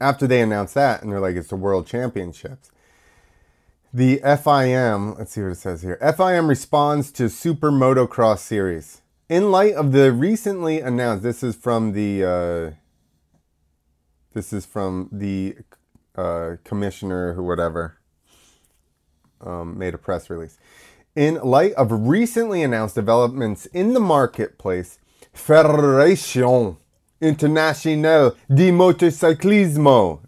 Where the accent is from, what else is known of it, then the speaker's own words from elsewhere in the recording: United States; I'm American